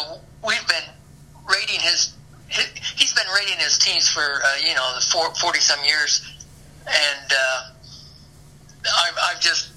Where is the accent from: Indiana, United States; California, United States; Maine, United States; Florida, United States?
Indiana, United States; Huntington; moved away as an adult; now in Bloomington, United States; I grew up in Huntington